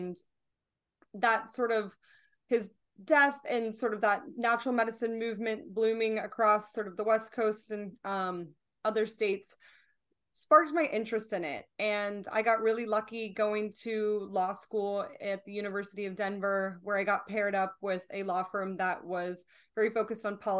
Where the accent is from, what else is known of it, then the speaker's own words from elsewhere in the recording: Bangkok, Thailand; born there; So I was born overseas in Bangkok, Thailand.